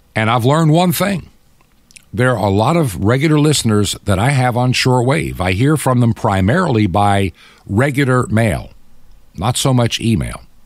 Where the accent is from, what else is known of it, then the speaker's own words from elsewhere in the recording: United States; being an American